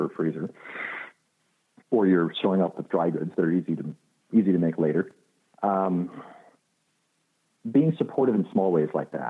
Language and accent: English; Illinois, United States; now in Los Angeles, United States; I grew up in Illinois.